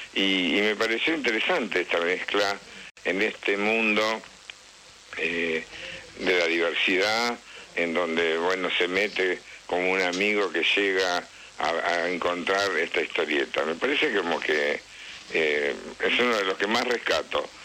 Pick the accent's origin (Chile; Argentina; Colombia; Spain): Argentina; Tostado, Santa Fe; moved away; Tostado, que es mi pueblo